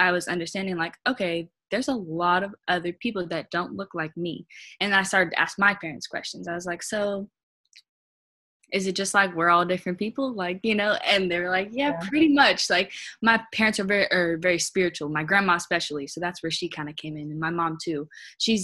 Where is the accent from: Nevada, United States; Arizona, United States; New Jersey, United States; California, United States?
Nevada, United States; Las Vegas; now in Portland, United States; I grew up in Las Vegas. I'm not from Portland